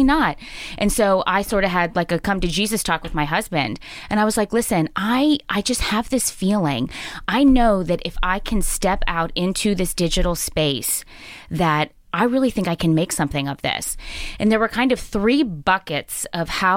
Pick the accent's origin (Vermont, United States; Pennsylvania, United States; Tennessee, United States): Pennsylvania, United States; Pittsburgh; moved away as an adult; also born or lived in Syracuse / upstate New York / the Midwest / North Carolina; when I was a little girl growing up in Pittsburgh, I went to North Hills High School.